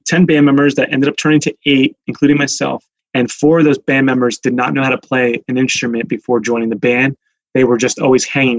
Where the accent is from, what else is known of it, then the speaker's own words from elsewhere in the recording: New Jersey, United States; moved away as an adult; also born or lived in New York City / Idaho; I brought him to New Jersey to my hometown friends.